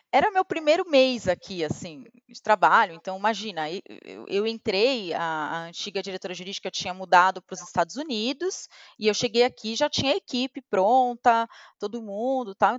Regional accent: Santos, São Paulo, Brazil; moved away as an adult; Eu sou de Santos. E eu estudei numa escola relativamente simples lá em Santos

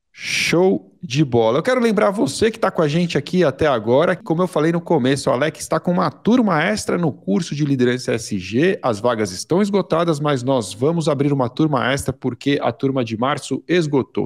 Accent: Brazil; eu sou do Brasil

